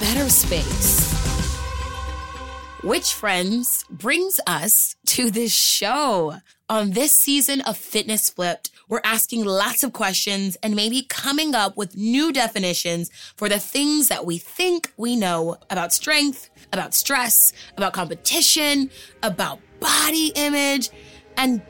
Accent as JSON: {"language": "English", "town": "Houston", "region": "Texas", "country": "United States", "tie": "born or raised there", "also_born_or_lived": "Los Angeles, California", "moved": "yes", "said": "I grew up in Houston, Texas, and I lived in LA for 12 years."}